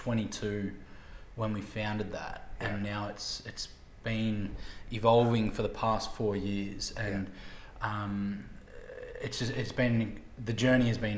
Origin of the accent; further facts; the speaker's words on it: Leongatha, Victoria, Australia; I grew up in Leongatha, so an hour and a half southeast of Melbourne